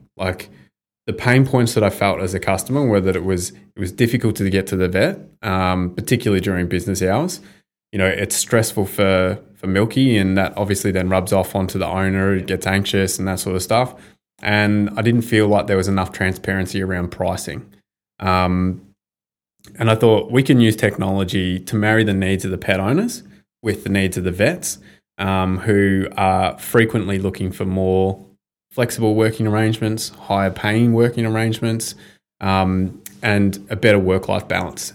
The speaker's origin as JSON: {"language": "English", "town": "Bendigo", "region": "Victoria", "country": "Australia", "tie": "born or raised there", "said": "growing up in Bendigo, I was one of like a handful of Indigenous kids there"}